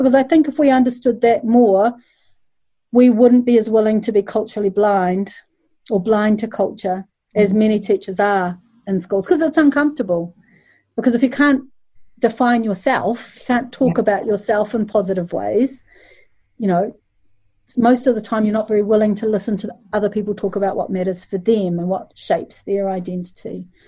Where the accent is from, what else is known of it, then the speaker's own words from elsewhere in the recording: Malaysia; I'm from Malaysia